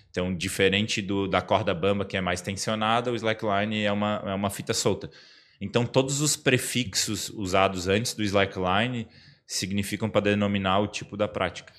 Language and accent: Portuguese; Florianópolis, Santa Catarina, Brazil; accent: manezinho; eu fui criado na Trindade